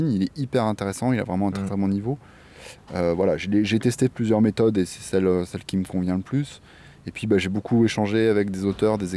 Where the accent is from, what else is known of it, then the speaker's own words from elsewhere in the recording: La Ville-du-Bois, Île-de-France, France; moved away as an adult; now in Réunion, France; moi je viens de métropole, j'ai grandi en région parisienne, dans un petit village qui s'appelle la Ville du Bois.